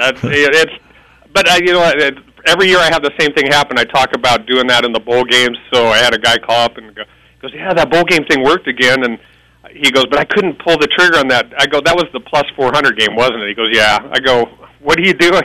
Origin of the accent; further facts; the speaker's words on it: Nebraska, United States; now in Las Vegas, United States; I'm from Nebraska